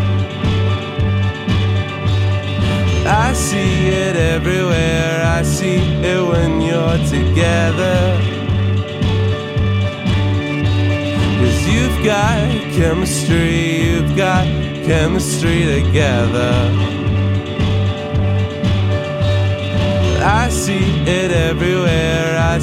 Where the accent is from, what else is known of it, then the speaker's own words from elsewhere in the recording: Northwest Tennessee, United States; also born or lived in Bristol, Tennessee / Knoxville, Tennessee; now in Chattanooga, United States; I grew up in Northwest Tennessee